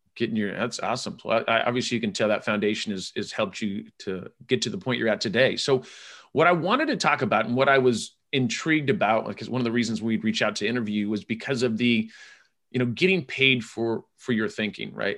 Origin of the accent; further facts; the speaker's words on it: California, United States; I'm from California